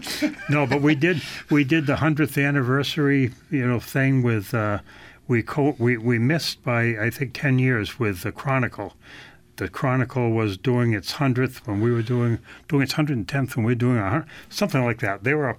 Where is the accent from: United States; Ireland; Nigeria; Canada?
United States; Claremont, New Hampshire; No, I'm a New Hampshire native. Both my wife and I are from New Hampshire. I grew up in Claremont on the Vermont border, and she's from Manchester.